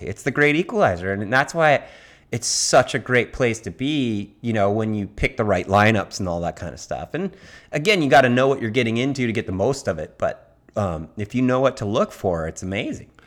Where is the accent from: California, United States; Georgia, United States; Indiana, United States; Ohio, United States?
California, United States; Laguna Beach; I grew up in Laguna